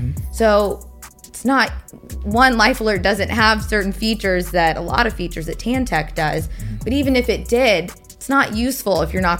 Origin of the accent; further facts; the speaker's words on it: Atlanta, Georgia, United States; moved away; I'm from Atlanta.